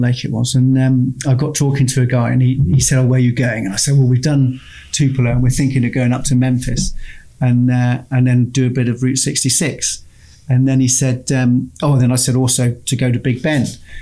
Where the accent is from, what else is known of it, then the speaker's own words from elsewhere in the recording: England, United Kingdom; as we're English or British